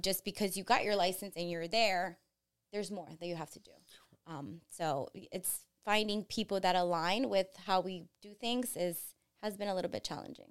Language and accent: English; Florida, United States; also born or lived in Colombia / New Jersey; We packed up all of our stuff and moved down to Florida